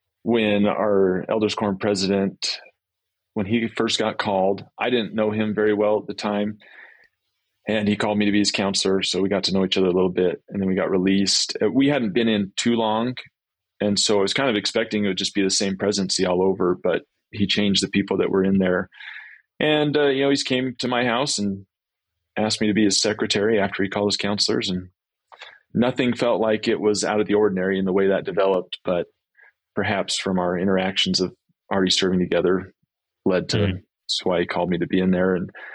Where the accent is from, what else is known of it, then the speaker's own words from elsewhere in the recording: Grantsville, Utah, United States; I grew up in... I was telling you before, I grew up in Grantsville, but then we moved to Alpine.